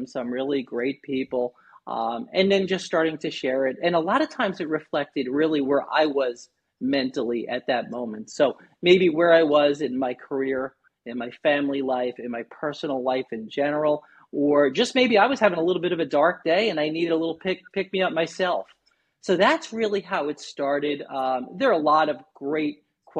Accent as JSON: {"language": "English", "region": "New York", "country": "United States", "tie": "born or raised there", "moved": "as an adult", "lives_now": "Naples, United States", "said": "born and raised in New York. In 2008, my family and I relocated down to beautiful Southwest Florida, right in the Naples area"}